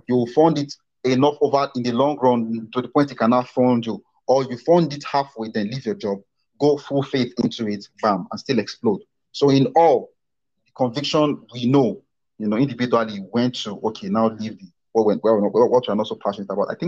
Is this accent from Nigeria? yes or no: yes; Nigeria; we are from Nigeria. Education is cheap